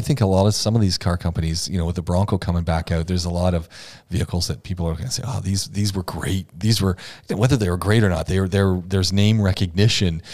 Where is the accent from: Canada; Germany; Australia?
Canada; Oshawa, Ontario; born or raised there